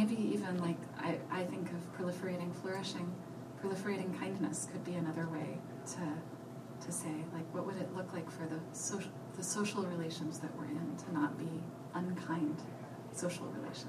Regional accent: Colorado, United States; born there; also born or lived in Nova Scotia, Canada; I was born in Colorado and then moved to Canada, to Nova Scotia, and then back to the U.S.

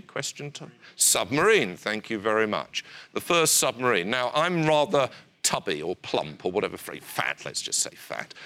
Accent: United Kingdom

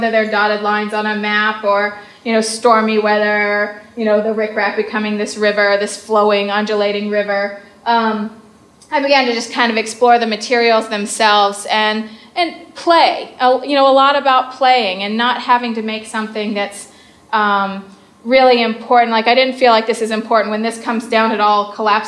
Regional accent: the South, United States; I'm from the South. And I grew up in a fairly conservative home

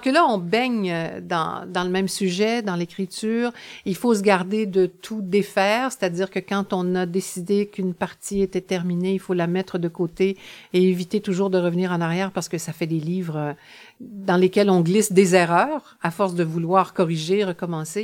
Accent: La Pocatière, Quebec, Canada; Je suis née à la Pocatière, à la frontière de la côte du Sud et du Bas-Saint-Laurent

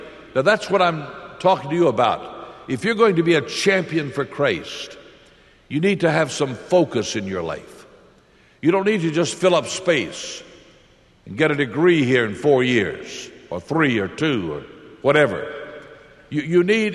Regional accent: Lynchburg, Virginia, United States; also born or lived in Springfield, Missouri; I went to my pastor here in Lynchburg. This is my hometown.

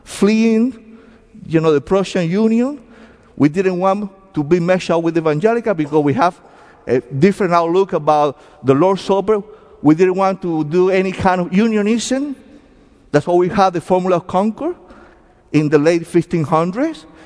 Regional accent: Cuba; accent: heavy accents; English is a second language; now in United States; I came from Cuba back in 1980.

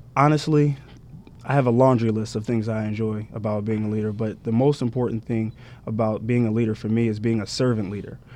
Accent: Salem, New Jersey, United States; moved away as an adult; also born or lived in South Orange, New Jersey; Originally ten minutes from Delaware in a little town called Salem, New Jersey

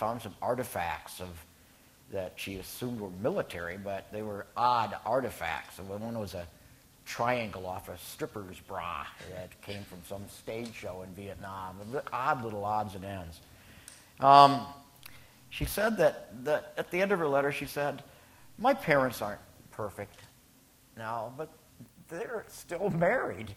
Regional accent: Minnesota, United States; my home state, Minnesota

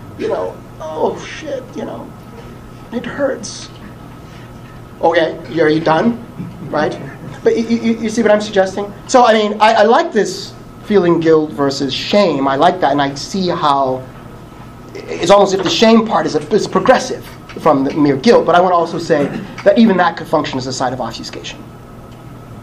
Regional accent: Philadelphia, Pennsylvania, United States; I was born and raised in North Philly

